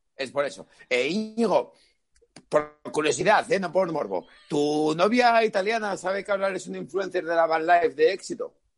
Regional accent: Asturias, Spain; soy asturiano, vivo en Asturias y no tengo estudios

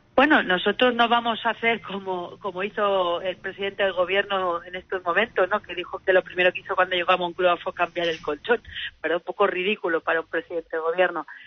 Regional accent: Alzira, Valencian Community, Spain; Yo que, por ejemplo, vengo de Atira

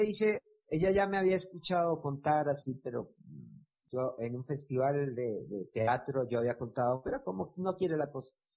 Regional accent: Buenaventura, Valle del Cauca, Colombia; moved away as an adult; also born or lived in Cali; de donde yo vengo, que es Buenaventura

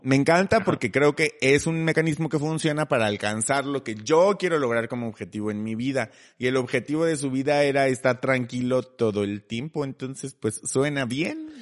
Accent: Mexico; nosotros como mexicanos

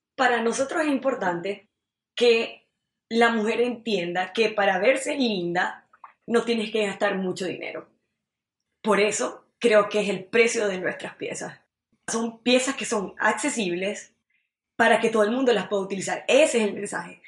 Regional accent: Maracaibo, Zulia, Venezuela; moved away as an adult; now in Montreal, Canada; vengo de Maracaibo, Estado Zulia, Venezuela

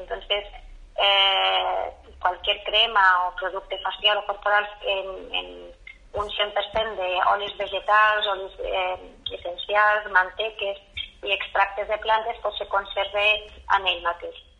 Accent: La Fresneda, Aragon, Spain; jo sóc filla de la Fresneda

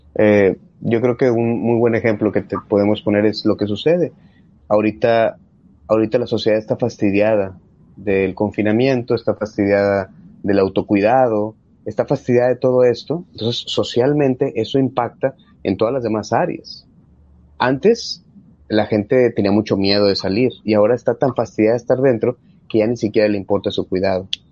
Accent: Mexico; nosotros como buenos mexicanos

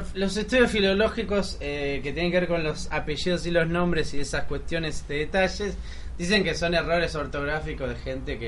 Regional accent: Solano, Buenos Aires Province, Argentina; Yo soy cabeza de Solano.

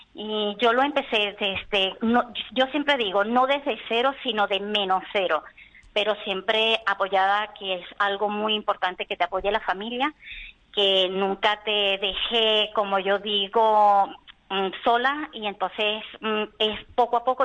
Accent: Venezuela; moved away as an adult; now in Spain; vengo de Venezuela. Y tengo aquí mis padres, aunque son gallegos de Orense, este, llevo aquí 16 años

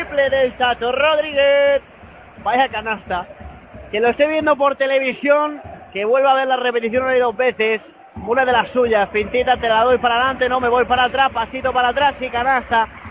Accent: Madrid, Community of Madrid, Spain; Como buen madrileño

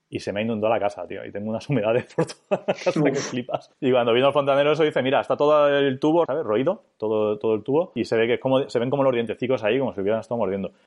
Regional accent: Elda, Valencian Community, Spain; yo soy de Elda

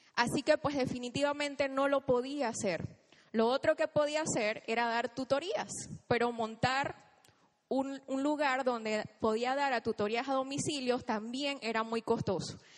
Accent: Chiriquí, Panama; moved away as an adult; now in Panama City, Panama; yo soy del interior, soy de Chiriquí, y hace nueve años tomé la decisión de venirme aquí a Panamá

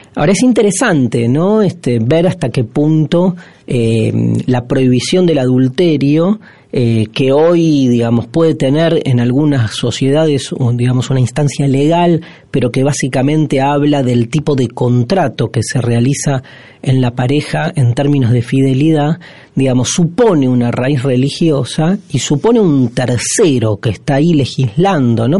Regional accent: Argentina; somos los argentinos, la Argentina, país en el que habitamos y del cual somos corresponsables

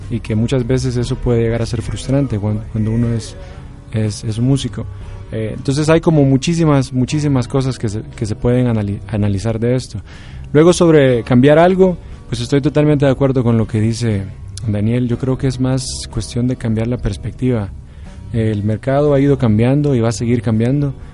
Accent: El Salvador; Eh, por ejemplo, yo que soy del Salvador, se me hace muy fácil compartirla a muchas de las personas

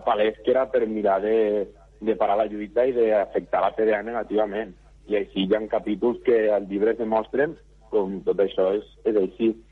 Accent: Móra d'Ebre, Catalonia, Spain; jo sóc de, de Monadebre d'Ebre i treballo a Tortosa

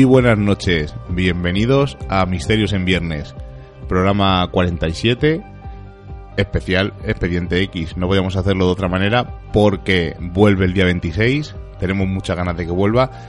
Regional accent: Vallecas, Community of Madrid, Spain; los vallecanos de pro

